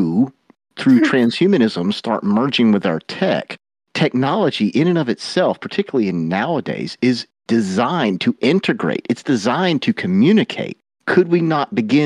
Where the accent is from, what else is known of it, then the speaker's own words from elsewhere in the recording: Georgia, United States; I am from the South. Without being mm-hmm. too thick, I'm from the state of Georgia